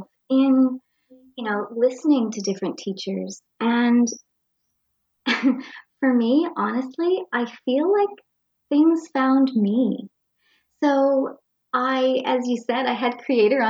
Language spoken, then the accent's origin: English; Nova Scotia, Canada; I grew up in Jador, a little town in Nova Scotia, just a small town